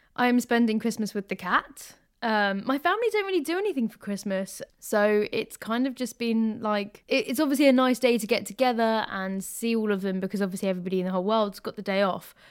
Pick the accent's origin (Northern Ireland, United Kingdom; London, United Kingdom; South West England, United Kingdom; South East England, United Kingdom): London, United Kingdom; I grew up in London